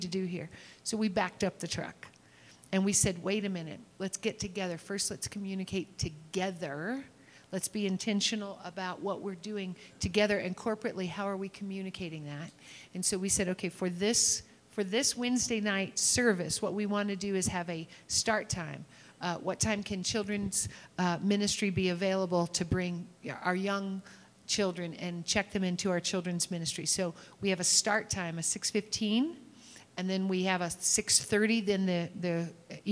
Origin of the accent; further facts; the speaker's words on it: Kentucky, United States; I'm from Kentucky